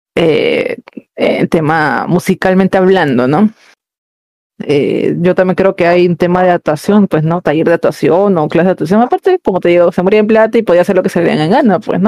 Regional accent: Callao, Peru; somos, este, somos chalacas

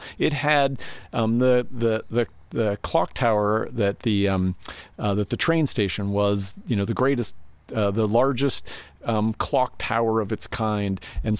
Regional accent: Spokane, Washington, United States; my hometown, which is, Spokane, Washington.

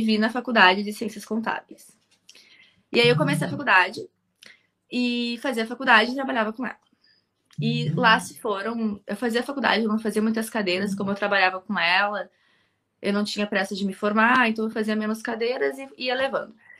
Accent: Porto Alegre, Rio Grande do Sul, Brazil; also born or lived in Viamão; eu nasci aqui em Porto Alegre mesmo, sempre me criei aqui

